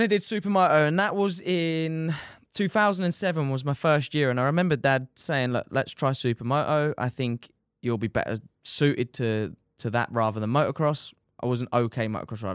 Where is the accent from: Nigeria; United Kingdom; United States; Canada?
United Kingdom; Dover, South East England; I am from Dover